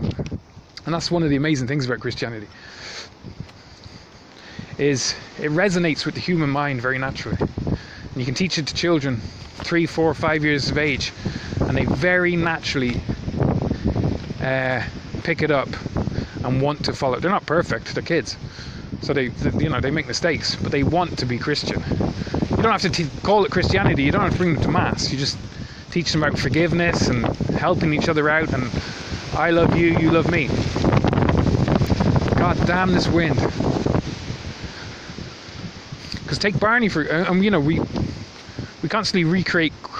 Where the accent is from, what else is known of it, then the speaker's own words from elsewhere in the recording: Ireland; accent: Irish; the country I'm from, I'm not Irish, but it's where I got this accent.